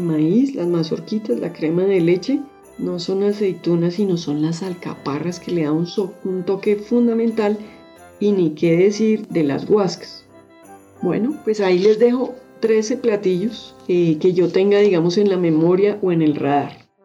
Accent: Bogotá, Colombia; yo soy de Bogotá

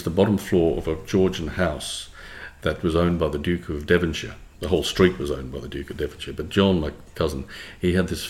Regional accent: Western Australia, Australia; I went to a Christian Brothers school, Aquinas College. That Aquinas then was the top, certainly, sporting school in Western Australia

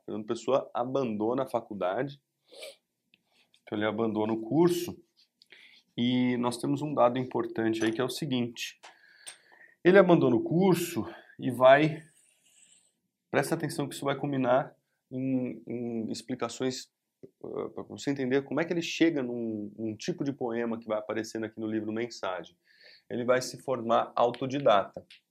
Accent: Brazil

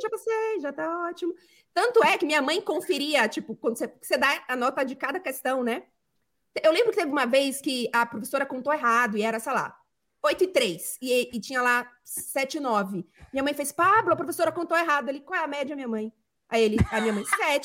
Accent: Salvador, Bahia, Brazil; eu sou, sou de Salvador

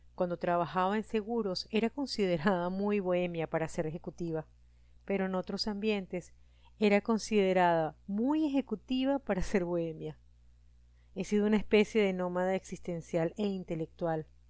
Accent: Venezuela; moved away as an adult; now in Costa Rica; Soy venezolana, tengo 48 años y vivo

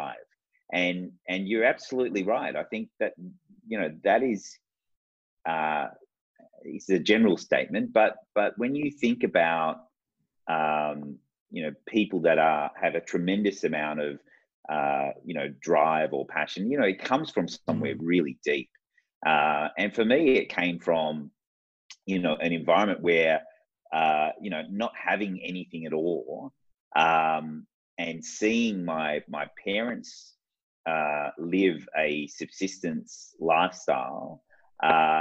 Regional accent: Sydney, New South Wales, Australia; also born or lived in Baghdad, Iraq; I grew up in the southwest of Sydney. So I grew up in Liverpool and in Fairfield

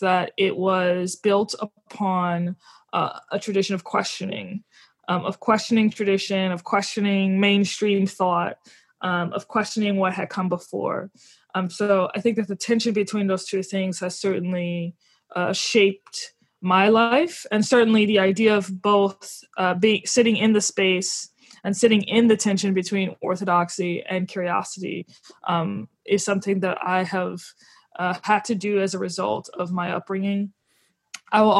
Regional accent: New Orleans, Louisiana, United States; I'm from New Orleans, Louisiana. I always highlight the fact that I grew up in a very religiously fascinating environment.

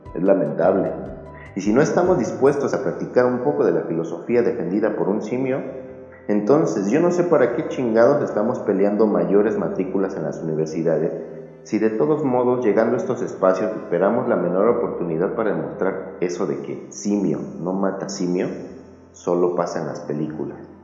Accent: Mexico; como universitarios, como mexicanos

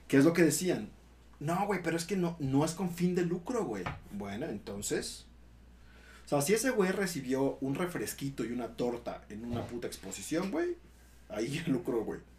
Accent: Mexico; Así somos los mexicanos

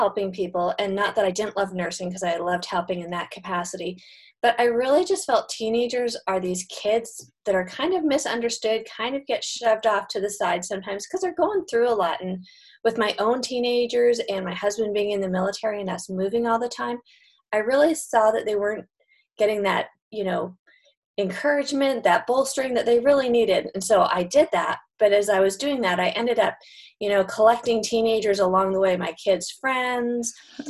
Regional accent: Canada; now in United States; I grew up in Canada, so I'm Canadian and moved to the States.

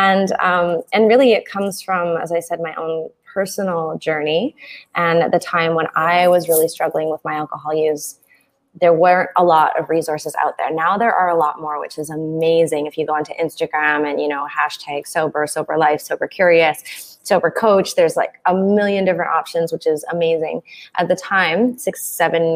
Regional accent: Canada; moved away as an adult; also born or lived in south of Mexico; now in Mexico; I'm originally from Canada

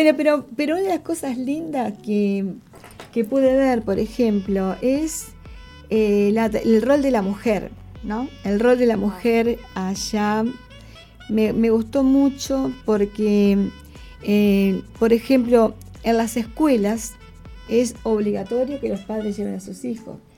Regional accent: Uruguay; moved away as an adult; now in Brisbane, Australia; yo, por ejemplo, que vengo, que llegué de Uruguay a Australia

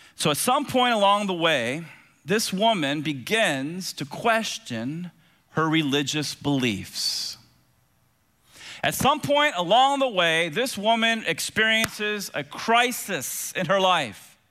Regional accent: Tampa, Florida, United States; as a kid growing up in Tampa with two big brothers

